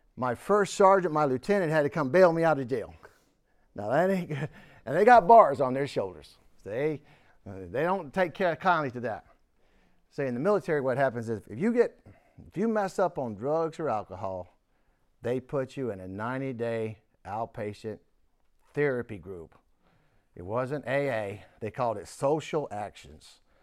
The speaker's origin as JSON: {"language": "English", "town": "Houston", "region": "Texas", "country": "United States", "tie": "born or raised there", "also_born_or_lived": "Warren, Pennsylvania", "said": "I grew up in Houston"}